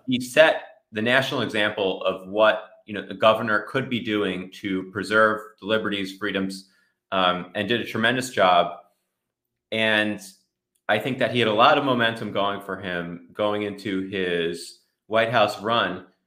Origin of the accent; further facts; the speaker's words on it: New Jersey, United States; I grew up in Jersey